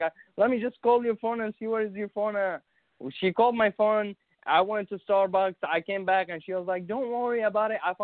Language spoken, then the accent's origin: English; Syria; English is a second language; now in Tulsa, United States; I'm from Syria, so I moved to Tulsa